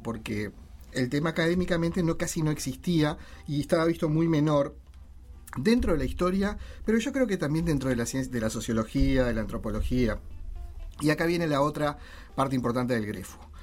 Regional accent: Uruguay; cómo somos los uruguayos

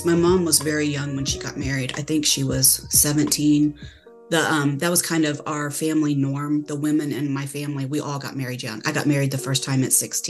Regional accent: Indiana, United States; now in Texas, United States; I'm from Indiana. I currently live in Texas, in a small town near a big city, but I'm originally from Indiana.

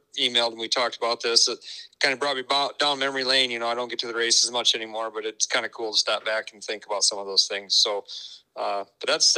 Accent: Sioux Falls, South Dakota, United States; I was born and raised in Sioux Falls

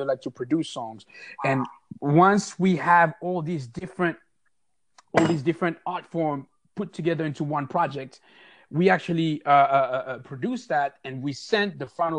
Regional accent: Paris, Île-de-France, France; now in Oakland, United States; I am also from Paris, now residing in Oakland, California.

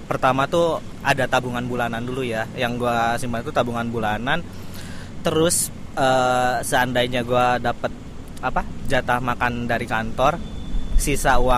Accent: Bandung, West Java, Indonesia; now in Jakarta, Indonesia; Dari Bandung sih

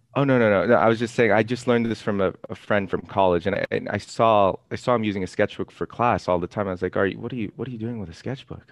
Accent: Los Angeles, California, United States; I'm actually, I'm actually from Ca, uh, Los Angeles

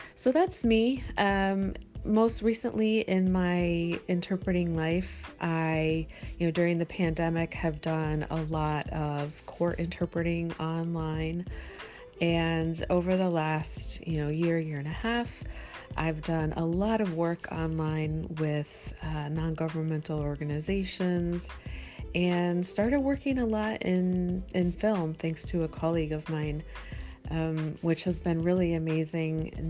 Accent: Miami, Florida, United States; moved away; also born or lived in Midwest / Costa Rica; I uh, grew up in Miami, Florida, and then lived in the Midwest for most of my life

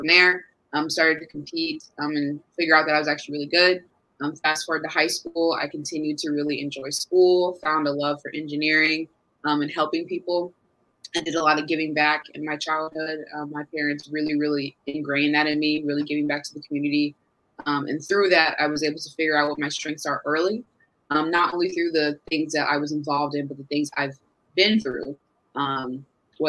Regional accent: Carmel, Indiana, United States; also born or lived in Westfield, Indiana; I was born in Carmel, Indiana, born and raised

